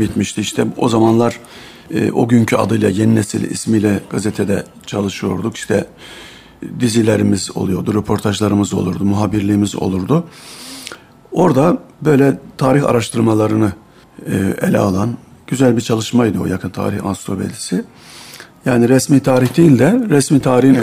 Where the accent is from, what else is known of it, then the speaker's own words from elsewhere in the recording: Bolvadin, Afyonkarahisar, Turkey; moved away; 1962 yılında Afyon'un Bolvadin ilçesinde doğdum. Burada İmam Lisesi'ni bitirdim.